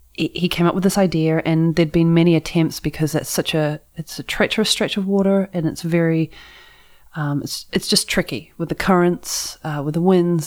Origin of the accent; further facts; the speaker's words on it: New Zealand; now in San Francisco, United States; I had my New Zealand flag and everything.